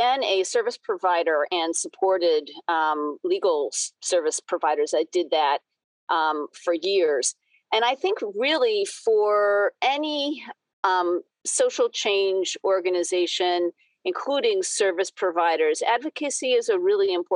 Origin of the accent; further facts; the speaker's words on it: New England, United States; also born or lived in Boston, Massachusetts; I grew up in New England, spent a bunch of time bouncing around the country, then found my way back to suburban Boston about 20 years ago now